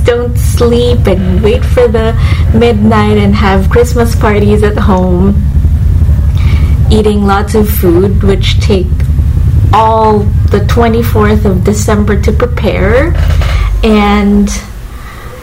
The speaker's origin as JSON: {"language": "English", "town": "Manila", "region": "Metro Manila", "country": "Philippines", "tie": "born or raised there", "said": "I grew up in Manila"}